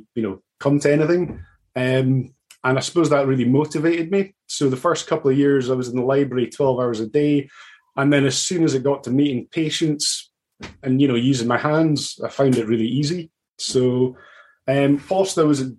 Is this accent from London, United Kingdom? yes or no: no; Aberdeen, Scotland, United Kingdom; also born or lived in Canada; I'm from Aberdeen up in Scotland.